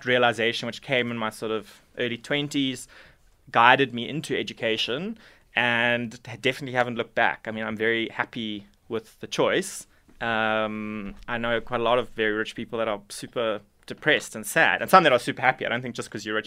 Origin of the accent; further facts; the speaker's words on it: Durban, KwaZulu-Natal, South Africa; I was born in Durban. I went to DPHS and then went to DHS and went to UKZN for my undergrad